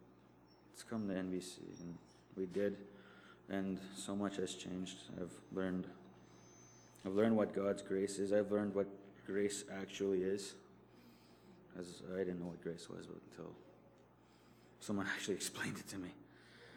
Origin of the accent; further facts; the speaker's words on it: Norway House, Manitoba, Canada; I'm from Narre House, Manitoba